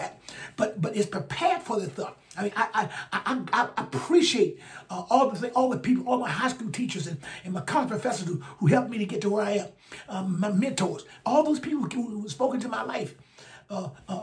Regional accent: Alabama, United States; my home state, Alabama. I think we're in the bottom five educational attainment. Right here where I'm from.

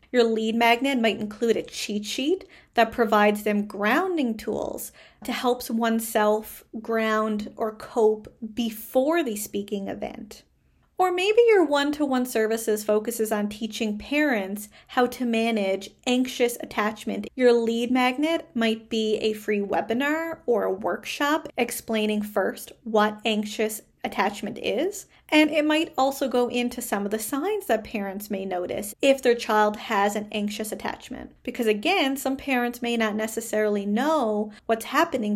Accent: Canada; I am a Canadian social worker

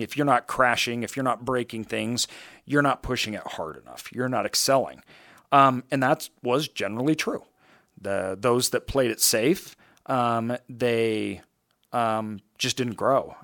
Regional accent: Idaho, United States; I grew up in Idaho

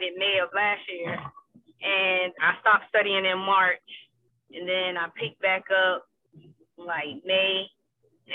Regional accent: South Carolina, United States; moved away as an adult; also born or lived in Washington, D.C.; now in Spartanburg, United States; I'm originally from South Carolina

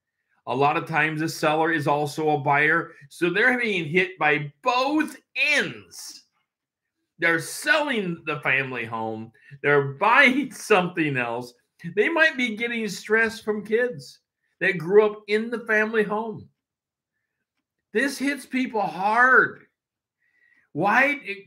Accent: Tri-Cities, Washington, United States; also born or lived in Everett; Tri-Cities where I was from 0 to 5. So, you know, but I wasn't born there. I shouldn't say zero, because I was born in Everett, Washington, right away moving over to the Tri-Cities. So, moved a lot.

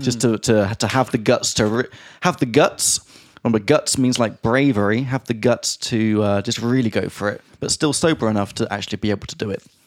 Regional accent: England, United Kingdom; moved away; from England

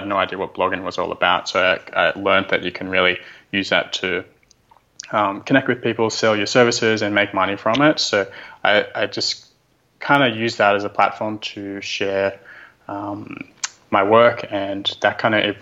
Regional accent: Australia; I'm Aussie

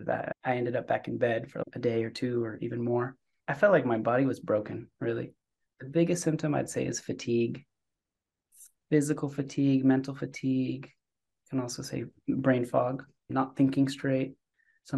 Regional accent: San Francisco, California, United States; also born or lived in Israel / Davis, California; I'm from San Francisco, born and raised here

